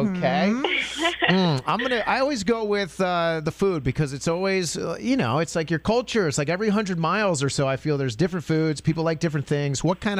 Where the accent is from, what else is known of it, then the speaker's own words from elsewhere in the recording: New Port Richey, Florida, United States; moved away as an adult; I'm from Newport Richey area, actually, born and raised. And then I moved around the country.